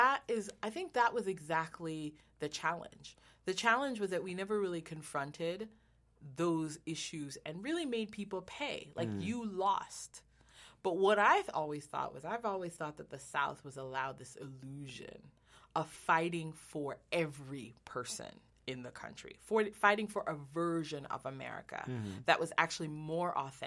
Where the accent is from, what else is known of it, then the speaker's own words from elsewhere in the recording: Jamaica; now in United States; I'm Jamaican, so I came to America and learned American history